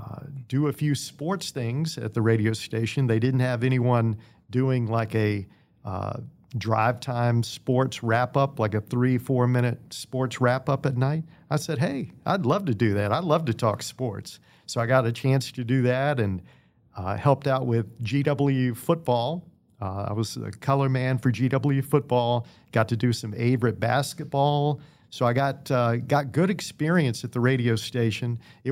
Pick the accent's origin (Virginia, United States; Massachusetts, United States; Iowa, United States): Virginia, United States; Danville; I grew up in Danville.